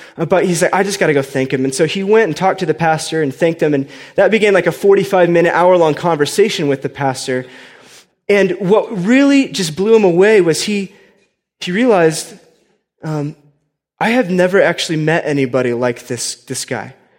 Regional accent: Indiana, United States; now in Colorado, United States; I grew up in Indiana, right? Just as like a, lowly Midwestern boy

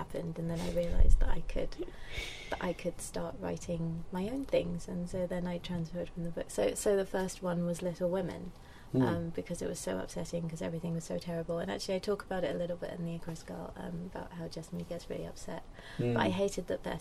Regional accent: London, United Kingdom; moved away as an adult; also born or lived in Cambridge / Europe; I grew up in Lewisham, Lewisham Borough, Deptford

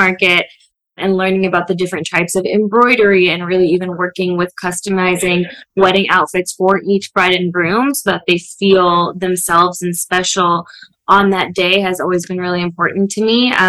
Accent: India; also born or lived in United States; I grew up both in India and in the US.

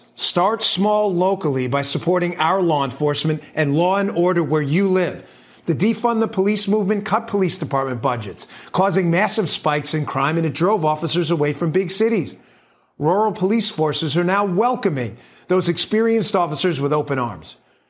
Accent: Florida, United States; Meanwhile, states like Texas and my home state of Florida have experienced strong population gains

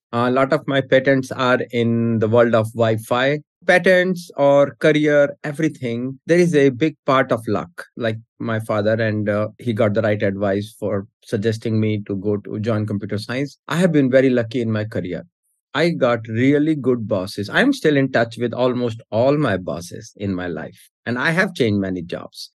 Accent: India; now in United States; I was born in India. I moved to US in 94.

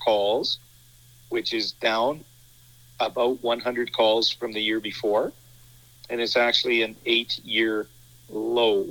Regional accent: Brooks, Alberta, Canada; I was born in Brooks, lived here all my life.

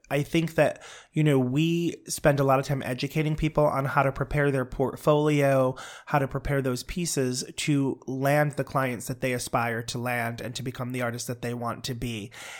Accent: Brooklyn, New York, United States; She was from Queens. I was raised out in Brooklyn.

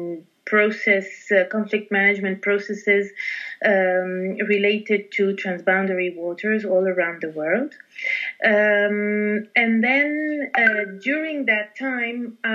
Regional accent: Lebanon; now in Paris, France; I'm based in Paris, and I was born in Lebanon.

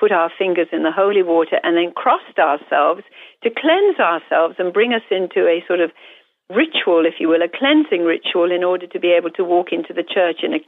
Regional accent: India; moved away; Growing up in India

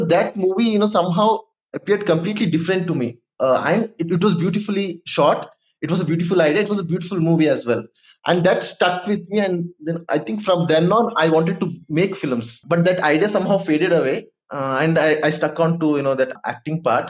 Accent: Madikeri, Karnataka, India; I'm from Madikeri, so it's a very small town.

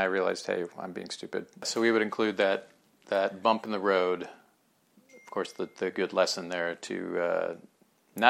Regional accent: Houston, Texas, United States; moved away as an adult; also born or lived in Kansas City, Kansas / Austin, Texas; now in Los Angeles, United States; I was raised in Houston, Texas, and lived in Austin for college. And then I moved out here to Los Angeles

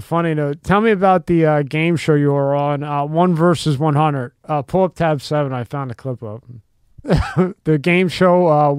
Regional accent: Philadelphia, Pennsylvania, United States

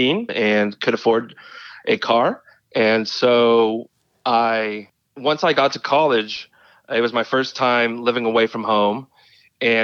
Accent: Los Angeles, California, United States; I was born in Tarzana

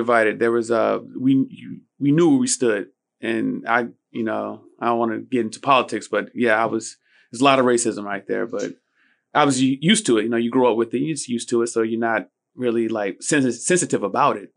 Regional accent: Daytona Beach, Florida, United States; I'm from Daytona Beach.

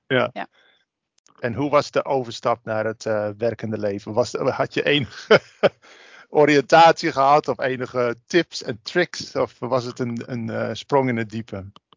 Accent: Drenthe, Netherlands; Ik kom zelf uit Drenthe

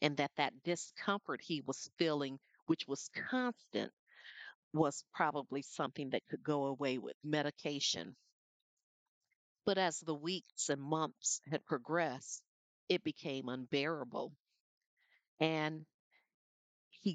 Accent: Flint, Michigan, United States; When I was a child growing up in Flint, Michigan

